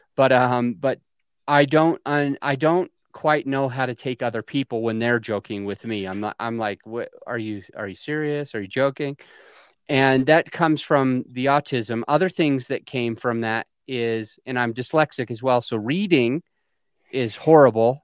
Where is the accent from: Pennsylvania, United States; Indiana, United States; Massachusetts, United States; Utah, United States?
Utah, United States; I was born in Utah on a polygamous colony, a subsect of Mormonism